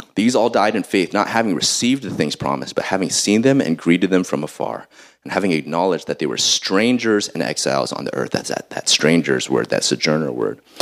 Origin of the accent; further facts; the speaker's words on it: Columbus, Ohio, United States; I'm from Columbus, Ohio," you know, I'm Ohioan